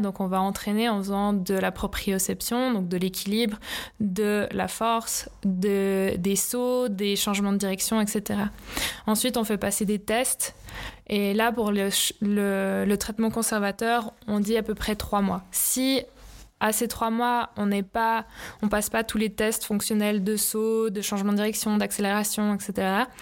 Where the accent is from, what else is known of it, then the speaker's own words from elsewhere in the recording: Lausanne, Vaud, Switzerland; also born or lived in Leukerbad; j'ai fait mes études à Loèche-les-Bains, mais j'ai grandi ici à Lausanne